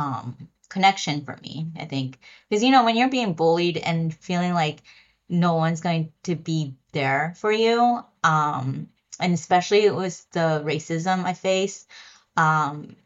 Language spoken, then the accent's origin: English; Lancaster, Pennsylvania, United States; now in New York City, United States; I grew up in Pennsylvania in Lancaster.